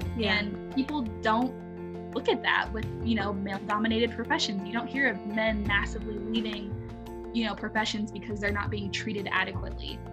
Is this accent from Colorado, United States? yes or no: no; Alabama, United States; moved away; I'm actually originally from Alabama